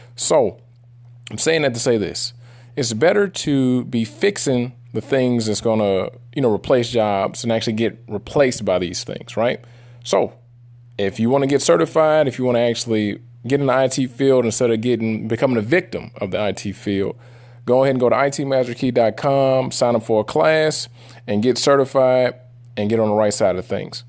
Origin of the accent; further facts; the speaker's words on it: Detroit, Michigan, United States; I'm from Detroit, the Motor City.